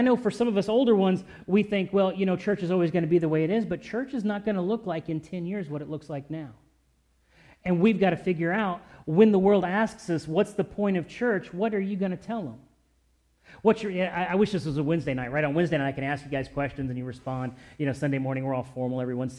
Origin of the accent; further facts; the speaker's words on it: Louisville, Kentucky, United States; moved away as an adult; also born or lived in Great Lakes / Orlando / San Diego / Virginia Beach; I grew up in Louisville, but I was in the Navy, so I lived in Great Lakes. I lived in Orlando. I lived in San Diego. I lived in Virginia Beach, where I met Kristen. Then we moved out to Springfield.